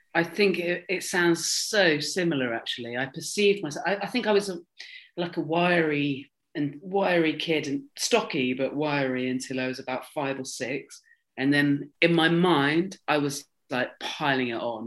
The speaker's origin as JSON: {"language": "English", "area": "Dorset", "region": "South West England", "country": "United Kingdom", "tie": "born or raised there", "said": "I grew up in Dorset where you had like a first school, a middle school, and an upper school."}